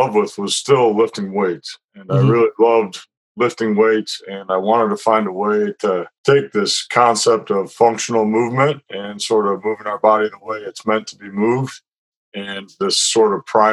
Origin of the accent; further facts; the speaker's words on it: Iowa City, Iowa, United States; moved away as an adult; now in San Diego, United States; I'm from Iowa City, Iowa, where I grew up.